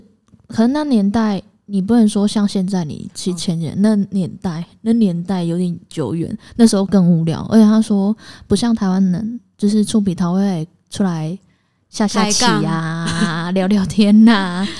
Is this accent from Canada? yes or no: yes; Canada; born there; 我我有申又申请过去，因为我毕竟是在加拿大出生的。